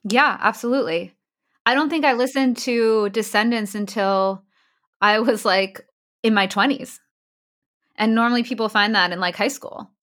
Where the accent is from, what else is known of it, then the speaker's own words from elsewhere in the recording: Ramsey, New Jersey, United States; also born or lived in Queens, New York / Long Island, New York; I'm from New Jersey. Actually, I was born in Queens. Uh, lived in Long Island when I was really little, but I grew up in New Jersey.